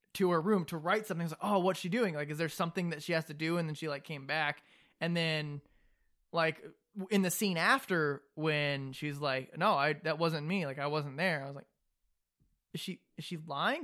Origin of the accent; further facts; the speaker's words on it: the South, United States; being from the South